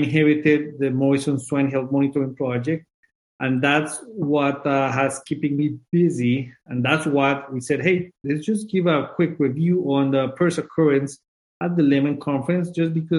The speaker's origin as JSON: {"language": "English", "country": "Colombia", "also_born_or_lived": "Guelph, Canada", "moved": "as an adult", "lives_now": "Minnesota, United States", "said": "I'm originally from Colombia."}